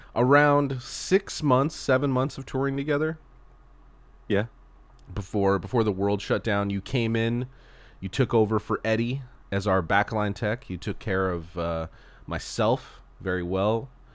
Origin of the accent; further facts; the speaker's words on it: Southern California, United States; moved away as an adult; also born or lived in Texas; a Southern California boy